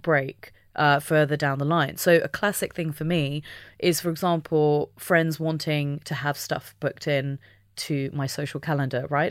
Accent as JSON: {"language": "English", "country": "United Kingdom", "said": "being British"}